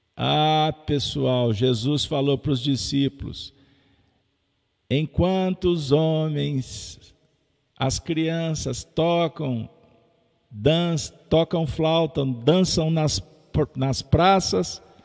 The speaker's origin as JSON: {"language": "Portuguese", "region": "Minas Gerais", "country": "Brazil", "said": "Sou mineiro"}